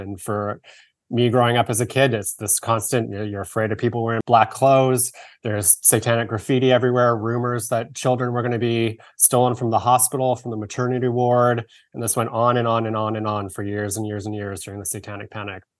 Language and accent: English; Victoria, British Columbia, Canada; I grew up in Victoria, British Columbia, in Canada.